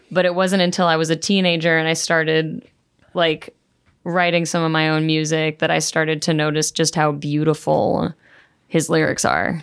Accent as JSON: {"language": "English", "region": "South Florida", "country": "United States", "moved": "as an adult", "lives_now": "St. Louis, United States", "said": "I'm from South Florida"}